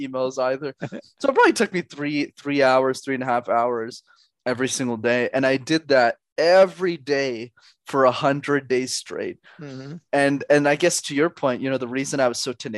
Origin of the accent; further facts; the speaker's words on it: Canada; I was born in Canada